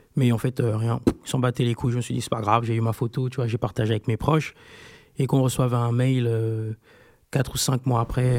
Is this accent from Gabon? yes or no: yes; Libreville, Estuaire, Gabon; je suis né à Libreville